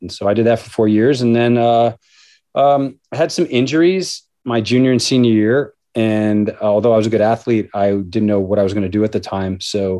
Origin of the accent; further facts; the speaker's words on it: Long Island, New York, United States; I grew up on Long Island